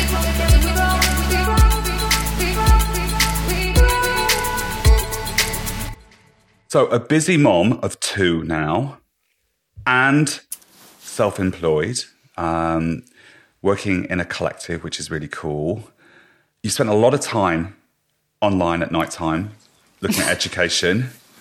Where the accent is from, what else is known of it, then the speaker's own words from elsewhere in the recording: Ireland; I'm Irish